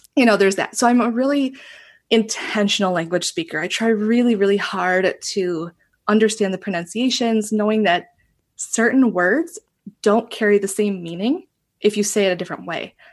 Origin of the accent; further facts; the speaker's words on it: Northeast Wisconsin, United States; also born or lived in Japan; I was born and raised in Northeast Wisconsin, kind of itty bitty little area. I'm there right now